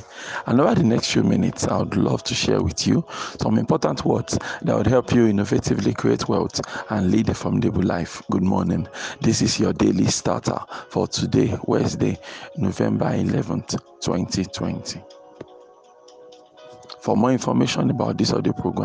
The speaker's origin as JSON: {"language": "English", "country": "Nigeria", "said": "I live in Nigeria. I am a Nigerian"}